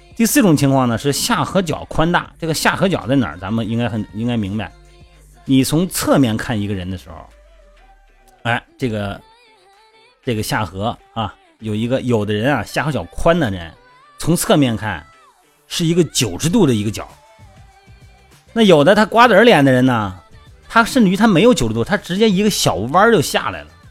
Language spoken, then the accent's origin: Chinese; Linyi, Shandong, China; 我们老家不是山东吗？那个临沂那边